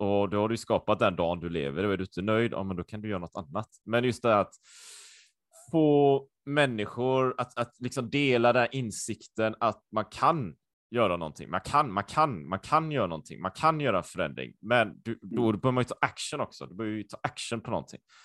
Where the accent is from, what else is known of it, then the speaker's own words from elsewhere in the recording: Sweden; also born or lived in Japan / Taiwan; jag var ju supersvensk, jag har ju alltid varit i Sverige.